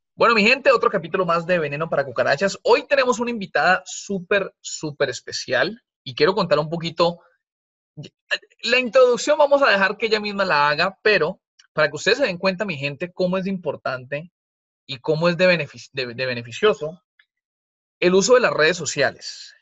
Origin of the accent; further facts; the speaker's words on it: Colombia; moved away; yo soy colombiana cuando vivíamos en Colombia